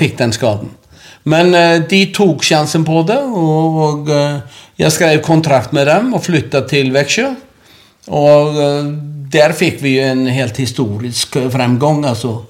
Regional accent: Akranes, Western Region, Iceland; Norwegian is a second language; moved away as an adult; also born or lived in Norway; Det er moderklubben min, og det er der jeg vokste opp

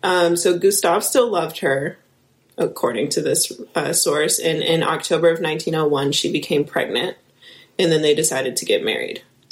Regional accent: Midwest, United States; accent: Midwestern; I'm gonna say it in my Midwestern accent

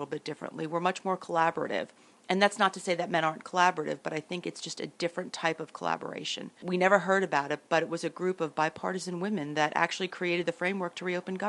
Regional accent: Hunterdon County, New Jersey, United States; also born or lived in Union County, New Jersey / Winfield Park, New Jersey; I grew up basically in Hunterdon County, spent most of my childhood there

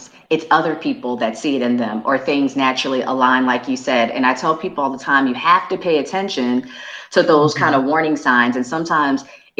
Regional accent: Summerville, South Carolina, United States; Somerville, South Carolina, my hometown

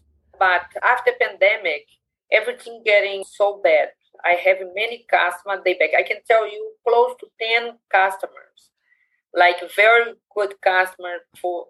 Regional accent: Brazil; English is a second language; moved away as an adult; now in United States; I'm from Brazil

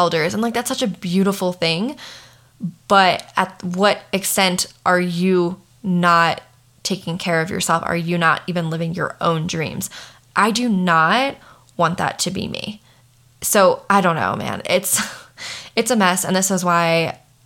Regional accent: Maryland, United States; moved away as an adult; now in Colorado, United States; I'm from Maryland. I live in Colorado. I've been in Colorado for the past 7 years

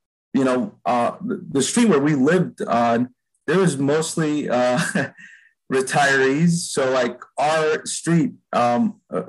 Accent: Chicago, Illinois, United States; I grew up in Albany Park, which is not too far from the ballpark

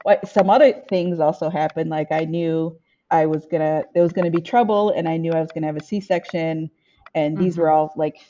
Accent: Michigan, United States; I am from Michigan, and I was born and raised in my community of Ojibwe and Odawa people. So I grew up around the reservation where my family is from

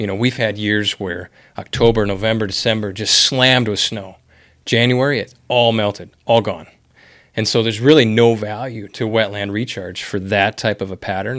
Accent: Wisconsin, United States; moved away as an adult; now in Bismarck, United States; Bismarck is not my home area. I'm originally from Wisconsin

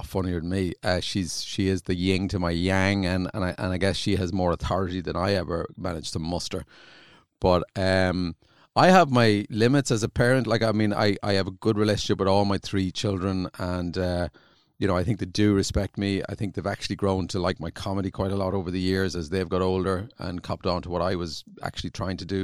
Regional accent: Ireland; accent: country accent; also born or lived in South County Dublin; growing up in Ireland. Like, in rural Ireland

